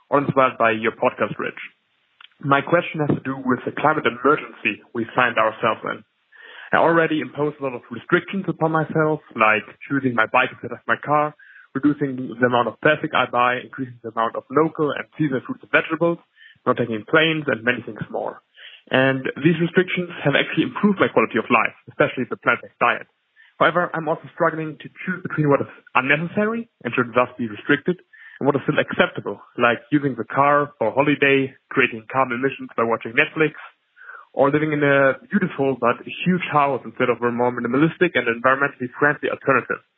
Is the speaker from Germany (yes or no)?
yes; Germany; I'm from Germany.